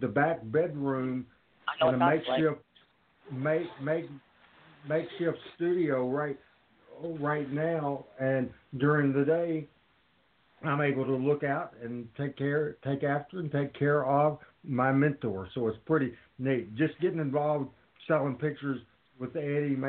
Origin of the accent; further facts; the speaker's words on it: Jonesboro, Arkansas, United States; my hometown of Jonesboro, Arkansas.